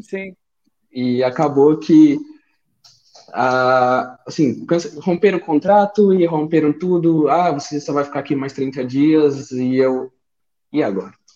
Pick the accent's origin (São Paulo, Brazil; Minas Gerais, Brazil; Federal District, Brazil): Federal District, Brazil; Brasília; moved away as an adult; now in Portugal; Sou natural de Brasília, é, vim para Portugal tem praticamente seis meses aí